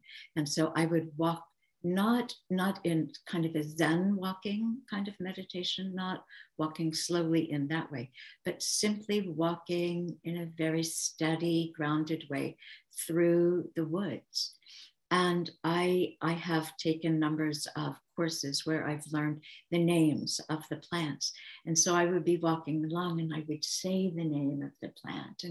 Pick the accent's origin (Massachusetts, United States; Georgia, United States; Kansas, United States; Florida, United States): Kansas, United States; I grew up in Kansas and my dad was a farmer.